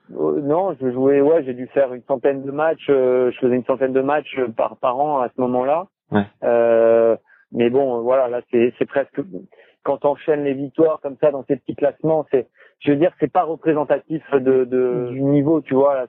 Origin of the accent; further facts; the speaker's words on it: Cannes, Provence-Alpes-Côte d'Azur, France; De Cannes.